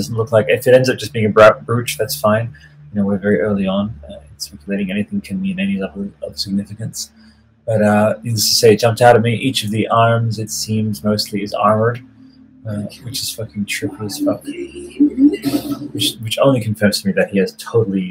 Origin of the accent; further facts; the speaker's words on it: Italy; I grew up in Italy, surrounded by, like, dusty medieval fucking carpets